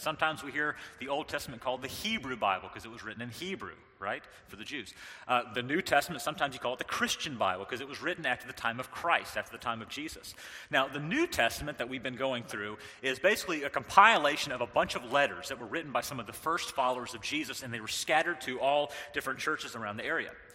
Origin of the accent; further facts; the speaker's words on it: North Carolina, United States; moved away; I was raised in the South, I was raised in North Carolina